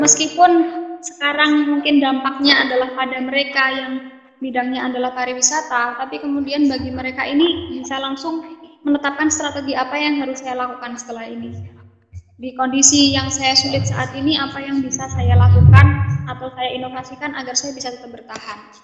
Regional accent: Pringkuku, Pacitan, East Java, Indonesia; daerah saya, Pringkuku

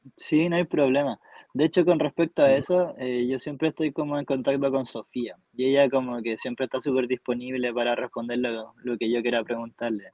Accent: Temuco, Araucanía, Chile; moved away as an adult; now in Alto Hospicio, Chile; actualmente estoy viviendo en Alto Hospicio, pero soy originario de Temuco

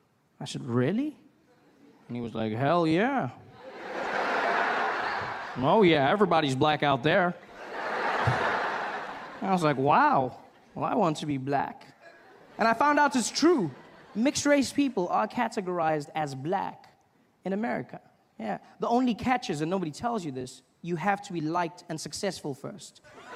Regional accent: South Africa; I grew up in South Africa during a time known as apartheid.

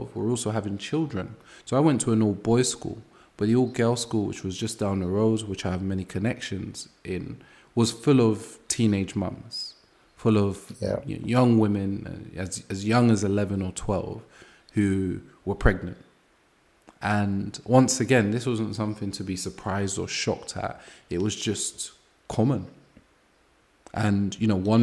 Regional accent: London, United Kingdom; I grew up in Angel Town, Brixton, and six people on my street were murdered.

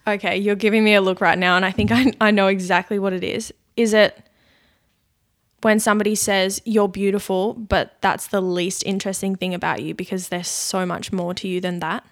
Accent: Launceston, Tasmania, Australia; moved away as an adult; also born or lived in Brisbane; I was born in Launceston. I lived, grew up there.

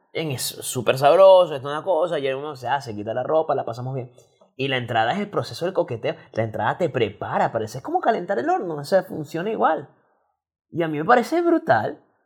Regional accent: Venezuela; now in Chile; nosotros somos venezolanos

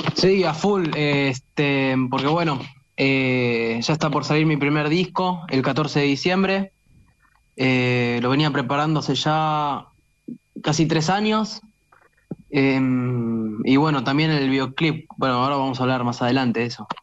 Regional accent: Quilmes, Buenos Aires Province, Argentina; yo soy de Quilmes

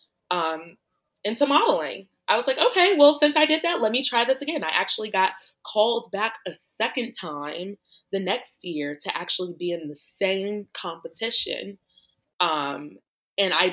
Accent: Chicago, Illinois, United States; moved away as an adult; also born or lived in Los Angeles; I actually grew up in Chicago.

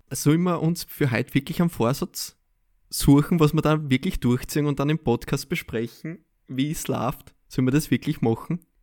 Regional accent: Austria; als Österreicher

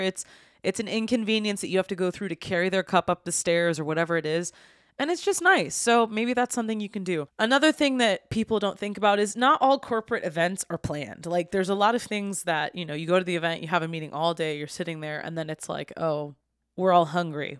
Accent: United States; I'm from the United States

